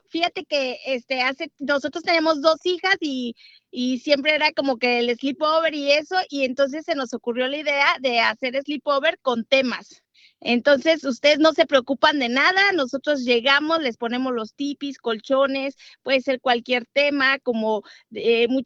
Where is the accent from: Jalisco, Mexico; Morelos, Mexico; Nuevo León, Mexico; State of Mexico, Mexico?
Morelos, Mexico; Cuernavaca; Somos de México.